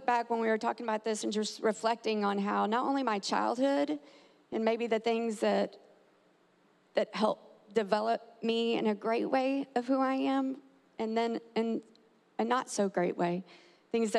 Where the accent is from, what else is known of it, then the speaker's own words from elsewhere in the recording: Texas, United States; now in Tampa, United States; I'm actually from Texas